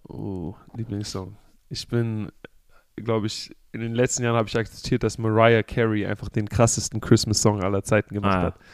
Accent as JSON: {"language": "German", "region": "Southern Germany", "country": "Germany", "moved": "yes", "lives_now": "United States", "said": "ich bin ja aus Süddeutschland"}